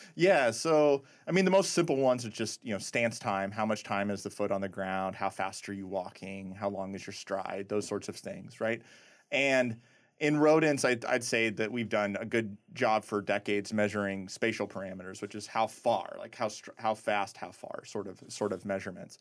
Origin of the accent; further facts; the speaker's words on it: Nebraska, United States; moved away as an adult; also born or lived in Indiana; I grew up in really small town, Nebraska